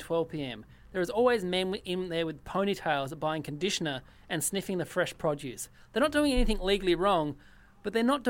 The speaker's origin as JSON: {"language": "English", "region": "Tasmania", "country": "Australia", "tie": "born or raised there", "moved": "yes", "said": "I grew up in Tassie"}